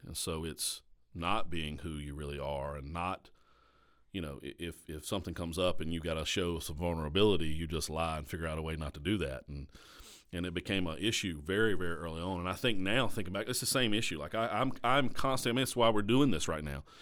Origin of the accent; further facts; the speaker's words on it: Caswell County, North Carolina, United States; also born or lived in Danville, Virginia / Durham, North Carolina; that's where I was raised, was in the sticks of Caswell County, North Carolina